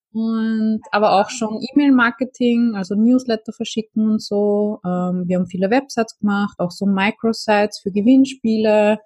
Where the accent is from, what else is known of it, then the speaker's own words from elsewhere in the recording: Vienna, Austria; ich komme aus Wien